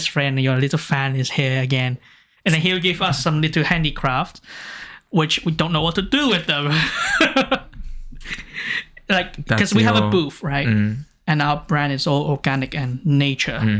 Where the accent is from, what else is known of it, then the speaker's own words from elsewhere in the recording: United Kingdom; now in Japan; I will say from the UK